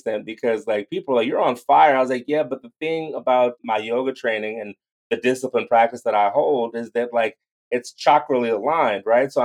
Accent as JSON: {"language": "English", "region": "East Coast", "country": "United States", "said": "I'm from the East Coast"}